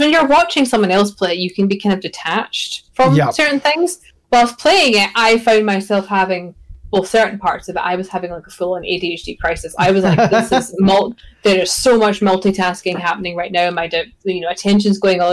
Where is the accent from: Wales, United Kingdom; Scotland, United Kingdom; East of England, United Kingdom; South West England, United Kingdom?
Scotland, United Kingdom; As a Scottish person